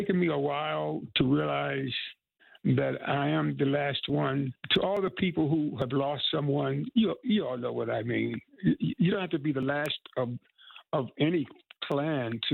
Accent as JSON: {"language": "English", "town": "Tryon", "region": "North Carolina", "country": "United States", "tie": "born or raised there", "moved": "yes", "said": "come back to my home state, an hour away from where I was born"}